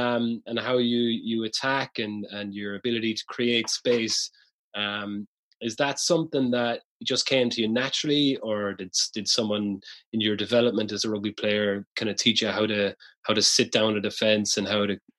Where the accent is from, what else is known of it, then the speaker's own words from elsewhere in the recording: Limerick, Munster, Ireland; growing up in Limerick City.